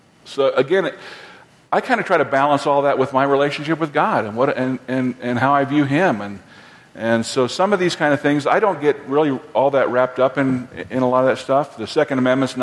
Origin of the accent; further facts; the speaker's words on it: Fort Collins, Colorado, United States; I grew up in Fort Collins, Colorado